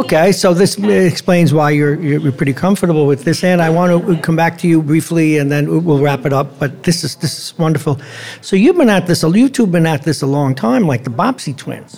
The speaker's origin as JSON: {"language": "English", "town": "New York City", "region": "New York", "country": "United States", "tie": "born or raised there", "said": "I grew up in Brooklyn"}